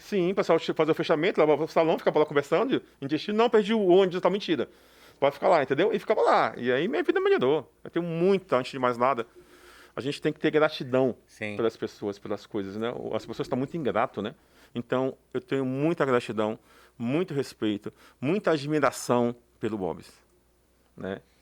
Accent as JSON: {"language": "Portuguese", "town": "Salvador", "region": "Bahia", "country": "Brazil", "tie": "born or raised there", "moved": "yes", "said": "Sou baiano, nordestino"}